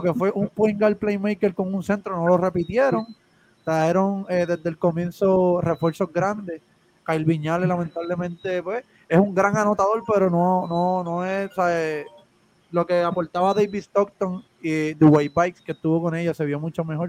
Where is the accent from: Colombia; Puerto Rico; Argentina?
Puerto Rico; Guaynabo; nosotros somos de Guaynabo